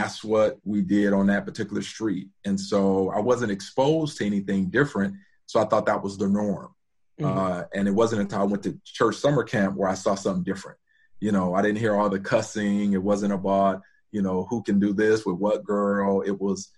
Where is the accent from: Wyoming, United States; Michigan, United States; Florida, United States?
Michigan, United States; Detroit; I grew up in Detroit and went to Detroit public schools